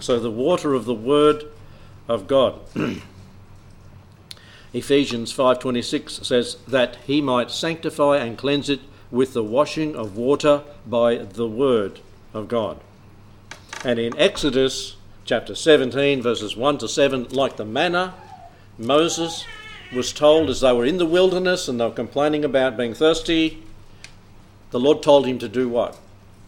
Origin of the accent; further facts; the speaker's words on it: South Australia, Australia; I'm from South Australia